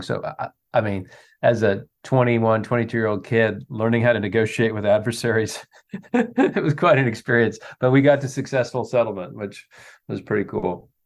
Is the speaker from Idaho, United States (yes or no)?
no; Modesto, California, United States; also born or lived in Sonora, California; grew up in Modesto, um, in the heart of the Central Valley